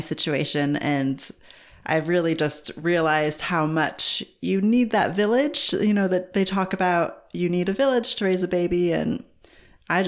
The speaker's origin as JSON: {"language": "English", "region": "California", "country": "United States", "also_born_or_lived": "Seattle / Los Angeles / New York / Australia", "moved": "as an adult", "lives_now": "New Zealand", "said": "I'm originally from California in the United States, but I've also lived in Seattle, LA, New York, and a little bit in Australia"}